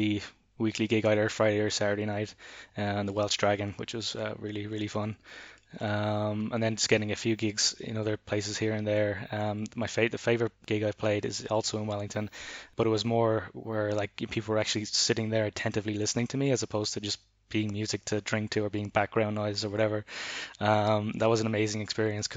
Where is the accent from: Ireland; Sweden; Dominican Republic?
Ireland; moved away; also born or lived in Berlin; growing up in Ireland